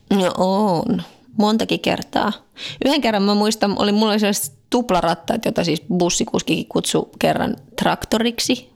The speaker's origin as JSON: {"language": "Finnish", "country": "Finland", "moved": "yes", "lives_now": "France", "said": "mä oon Suomesta"}